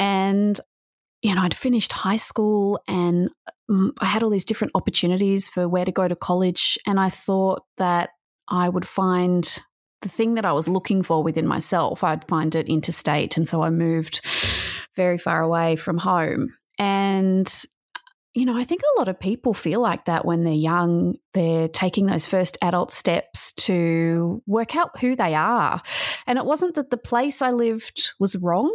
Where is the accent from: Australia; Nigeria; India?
Australia; also born or lived in Melbourne, Victoria; I'm from Australia. I live in Victoria, uh, in Melbourne